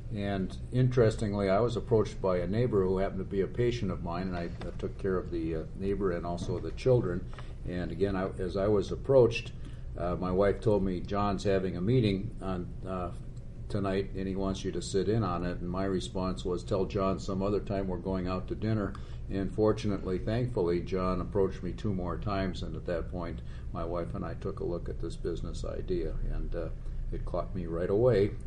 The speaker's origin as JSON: {"language": "English", "region": "Minnesota", "country": "United States", "said": "I'm a Minnesotan"}